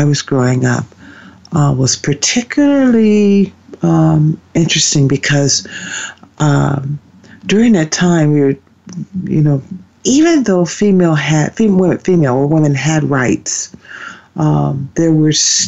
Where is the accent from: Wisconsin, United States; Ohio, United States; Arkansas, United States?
Ohio, United States; where I grew up in Ohio